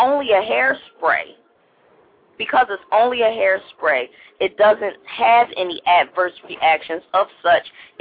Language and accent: English; Philadelphia, Pennsylvania, United States; I'm from Philly